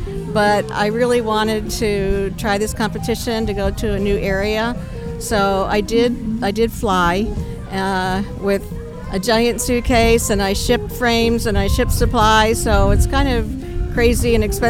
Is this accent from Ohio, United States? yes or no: yes; Northeast Ohio, United States; I'm from Northeast Ohio.